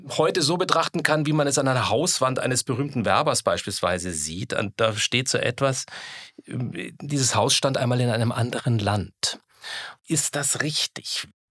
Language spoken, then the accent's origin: German; Upper Franconia, Bavaria, Germany; Ich bin ganz in der Nähe der Grenze zur DDR aufgewachsen, im Oberfränkischen.